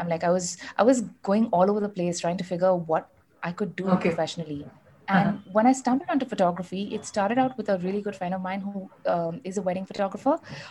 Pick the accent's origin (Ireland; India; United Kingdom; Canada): India; South India; born there; So, like you know, I was born in the South, and you know, I am North Indian. So I had kind of like the best of both worlds, the food from both worlds, the upbringing, the cultural, you know, enlightenment, all of that.